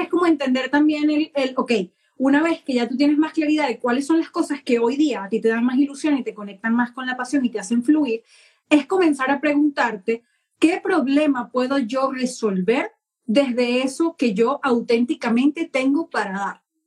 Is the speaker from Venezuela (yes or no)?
yes; Venezuela; now in United Kingdom; soy venezolana y vivo en el Reino Unido